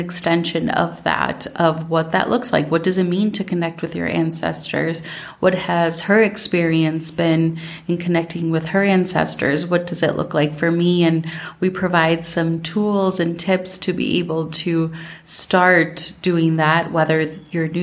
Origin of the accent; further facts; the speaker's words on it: Minnesota, United States; now in Colombia; growing up in Minnesota